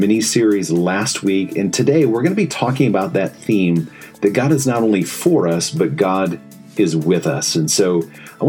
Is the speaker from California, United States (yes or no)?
no; Fort Wayne, Indiana, United States; moved away as an adult; also born or lived in Chicago; I grew up in Fort Wayne, Indiana, and so that's where I was born and raised